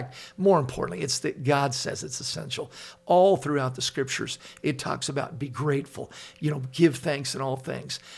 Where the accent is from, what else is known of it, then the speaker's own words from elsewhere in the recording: Laguna Beach, California, United States; I grew up in Laguna Beach, and there's guys in my high school that are driving in with Porsches, BMWs